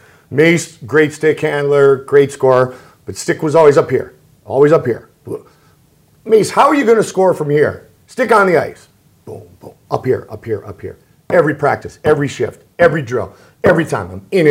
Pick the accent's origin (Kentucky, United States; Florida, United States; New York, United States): Florida, United States; Sarasota; a broadcaster just growing up in Sarasota, Florida, you know, on the air for the first time, covering the Buccaneers